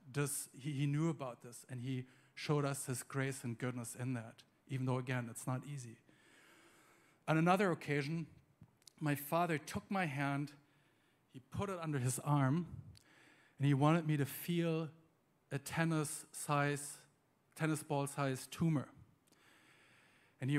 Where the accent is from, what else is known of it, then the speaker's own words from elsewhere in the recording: Germany; moved away; also born or lived in United States; I'm from Germany originally